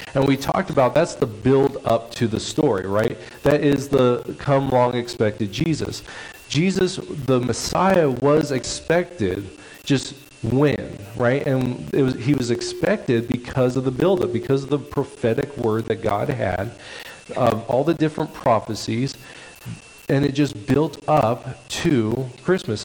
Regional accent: Stockton, California, United States; also born or lived in Camanche, California; where I grew up in Stockton, California

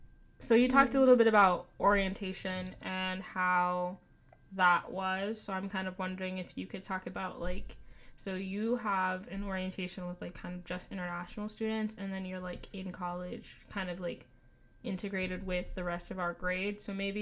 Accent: Newark, New Jersey, United States; I'm from New Jersey. I'm from Newark, New Jersey

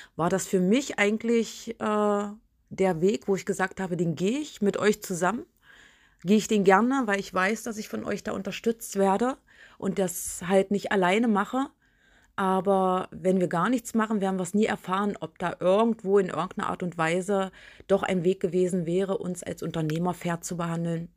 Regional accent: Biederitz, Saxony-Anhalt, Germany; also born or lived in Köthen; Bin in meine alte Heimat gezogen nach Biederitz

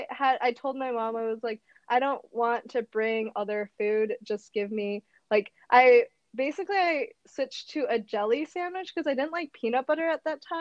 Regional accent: Madison, Wisconsin, United States; moved away as an adult; also born or lived in Japan / Indonesia; in Madison when I was growing up for the first 10 years of my life.

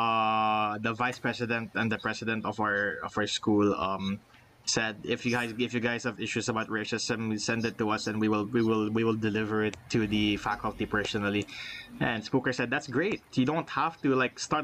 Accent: Philippines; I'm Filipino

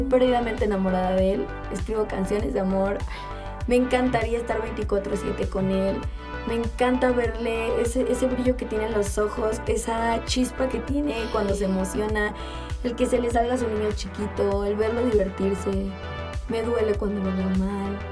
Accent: Mexico

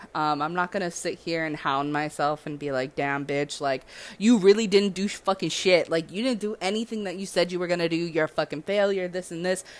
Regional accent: Southern California, United States; now in Hawaii, United States; I'm from SoCal

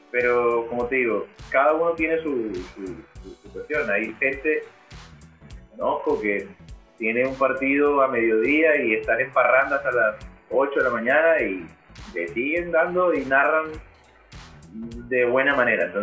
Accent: Colombia; Yo soy colombiano.

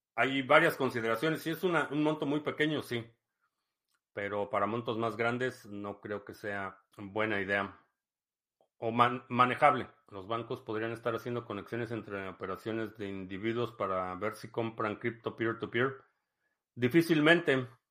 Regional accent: Mexico City, Mexico; crecí en la Ciudad de México

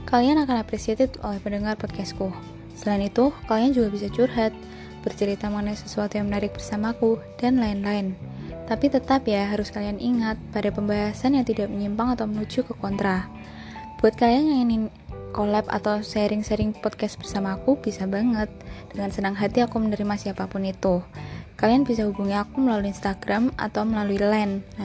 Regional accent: Blora, Central Java, Indonesia; now in Semarang, Indonesia; Aku berasal dari kota Blora

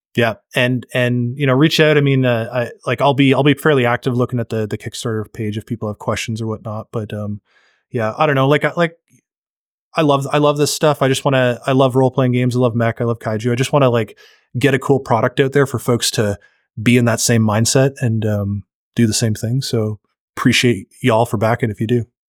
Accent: Canada; I'm Canadian

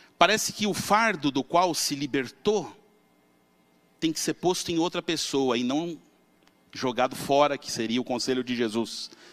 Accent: São Paulo, Brazil; eu devia ter uns 18 anos, morava na Vila Matilde, em São Paulo

